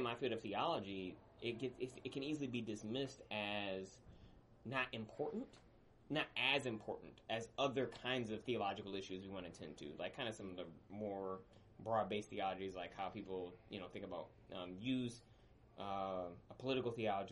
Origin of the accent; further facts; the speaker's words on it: Midwest, United States; also born or lived in Mississippi; I'm from the Midwest